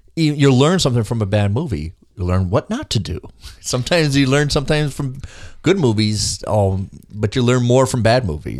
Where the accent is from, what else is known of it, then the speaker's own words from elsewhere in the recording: Minnesota, United States; me being Minnesotan